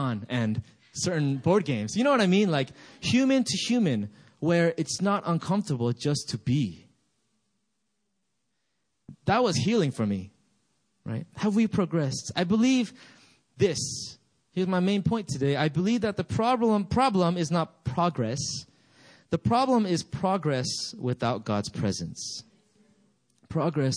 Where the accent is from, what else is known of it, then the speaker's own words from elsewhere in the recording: United States; also born or lived in Gambia; I grew up in America.